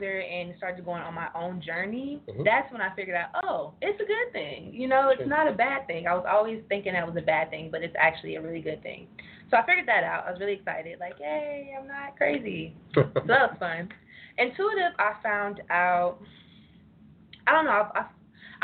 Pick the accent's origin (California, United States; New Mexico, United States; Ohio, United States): Ohio, United States; Cincinnati; moved away; I'm from Cincinnati